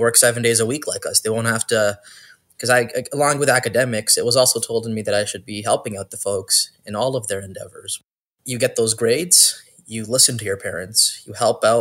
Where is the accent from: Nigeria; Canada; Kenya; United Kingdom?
Canada; Brampton, Ontario; also born or lived in Toronto; I was born in Toronto and I'm raised in Brampton since 2000.